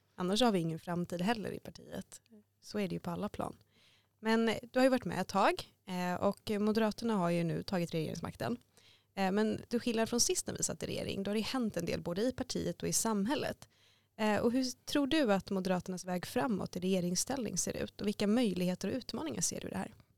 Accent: Gothenburg, Västra Götaland, Sweden; now in Stockholm, Sweden; Jag kommer från Göteborg

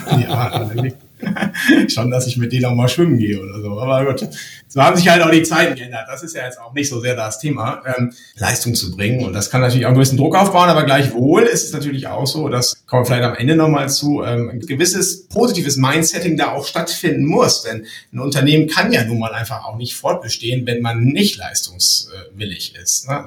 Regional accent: Lower Saxony, Germany; Mein Großvater war Bauunternehmer im Emsland, wo ich herkomme.

